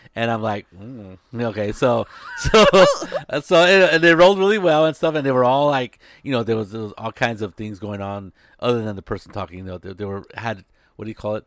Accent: Salinas, California, United States; I was growing up in Salinas

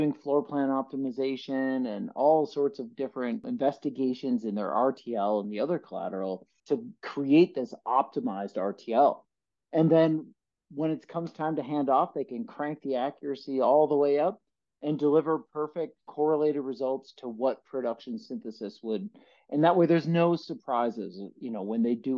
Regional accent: Osseo, Wisconsin, United States; now in Oregon, United States; I hail from the North Woods of Wisconsin, small town just outside of Chippewa Falls called Osseo, Wisconsin

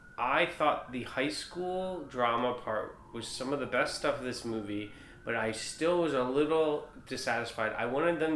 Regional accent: New York City, New York, United States; two New Yorkers on this podcast

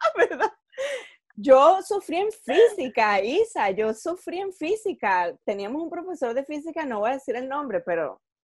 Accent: Venezuela; moved away as an adult; now in Miami, United States; yo soy venezolana, nunca decía, ay, que mis papás son portugueses

